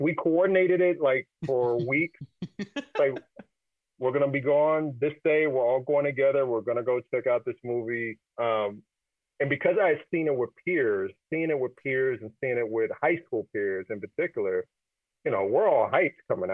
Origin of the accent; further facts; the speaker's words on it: Kansas City, United States; I was growing up in Kansas City